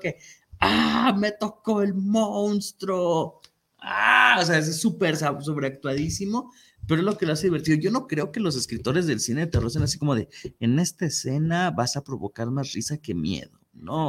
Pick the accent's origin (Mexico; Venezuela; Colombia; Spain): Mexico; tenemos los mexicanos